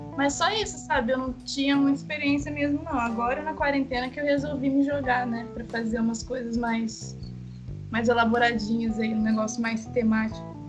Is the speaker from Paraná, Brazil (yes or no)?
no; Itatiaia, Rio de Janeiro, Brazil; eu sou do Rio de Janeiro, no interior, de Itatiaia